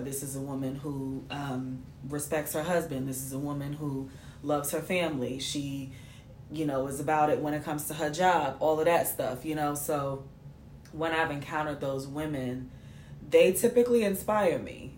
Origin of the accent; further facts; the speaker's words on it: New York City, New York, United States; I'm from New York, babe.